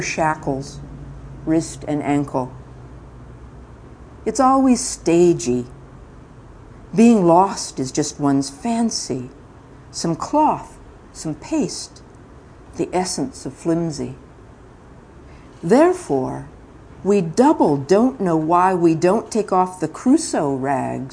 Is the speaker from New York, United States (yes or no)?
no; Mojave Desert, California, United States; also born or lived in Central Valley, California; now in Marin County, United States; When I was young, I lived in the Central Agricultural Valley of California, and then my father was an oil driller and a driller of various kinds of holes, and we moved to the Mojave Desert, and then I was very much a desert child for quite a while.